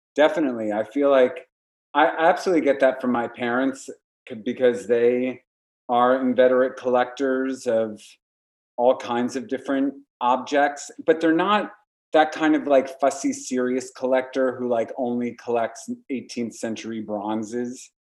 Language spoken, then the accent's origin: English; Warwick, New York, United States; moved away as an adult; we moved upstate to Warwick, my hometown